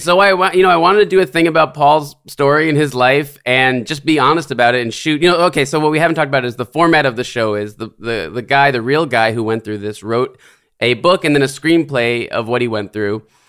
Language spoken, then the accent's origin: English; New York City, New York, United States; grew up in the Bronx in New York.